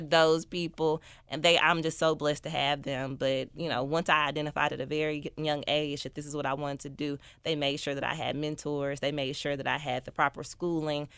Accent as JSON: {"language": "English", "town": "Memphis", "region": "Tennessee", "country": "United States", "tie": "born or raised there", "said": "I am from North Memphis"}